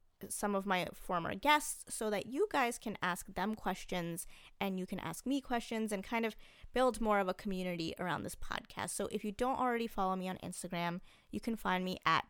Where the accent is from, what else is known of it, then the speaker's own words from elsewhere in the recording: New Jersey, United States; a kid who grew up pretty much in New Jersey